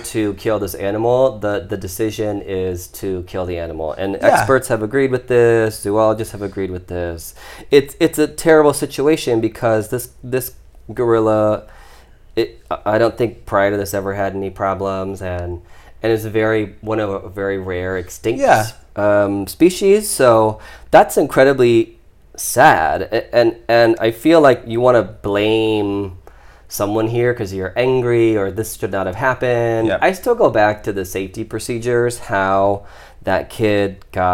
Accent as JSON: {"language": "English", "region": "Ohio", "country": "United States", "tie": "born or raised there", "said": "I grew up in Ohio. That's where I was, like, born and raised"}